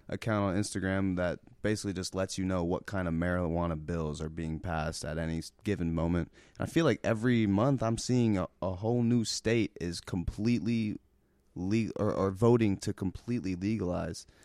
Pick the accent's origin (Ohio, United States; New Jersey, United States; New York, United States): Ohio, United States; Cincinnati; I'm from Cincinnati, Ohio